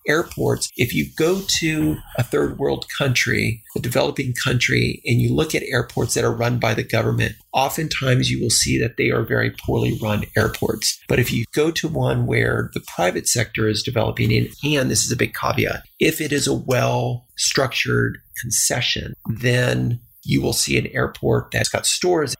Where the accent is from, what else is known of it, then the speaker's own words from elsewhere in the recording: El Paso, Texas, United States; moved away; I grew up in El Paso, Texas, which is a border town